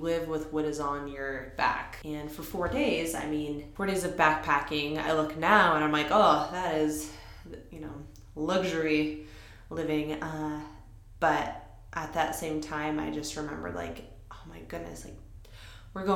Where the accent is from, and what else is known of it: Washington, United States; also born or lived in Kansas City